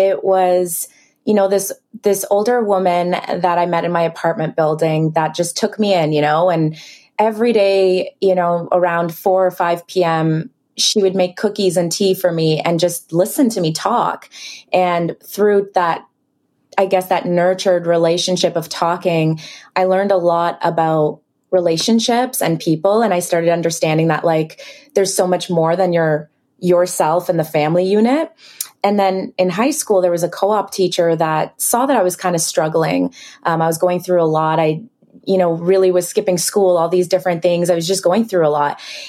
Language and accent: English; Israel; English is a second language; also born or lived in Ukraine; now in Canada; I was born in Ukraine, then raised in Israel, then moved to Canada.